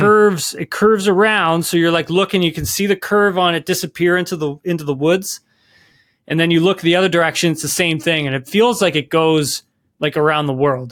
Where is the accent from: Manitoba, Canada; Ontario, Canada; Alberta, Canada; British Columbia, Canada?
Ontario, Canada; Keene; I'm from Keene, Ontario